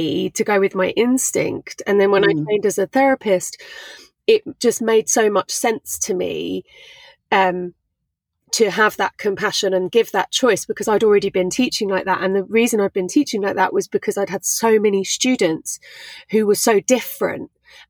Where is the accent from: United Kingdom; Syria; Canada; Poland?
United Kingdom; England; also born or lived in London / Brighton; I'm not Thai, I'm English